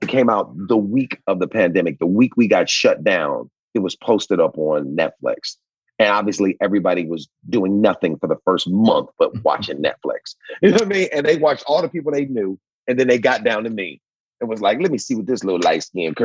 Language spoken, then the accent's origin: English; Cleveland, Ohio, United States; moved away; My grandfather owned an asphalt company when I came up in Cleveland